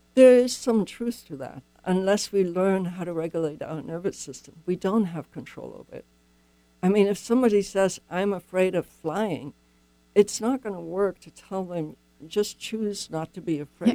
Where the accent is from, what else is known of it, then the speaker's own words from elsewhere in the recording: Germany; moved away; I'm not from here. I grew up in Germany.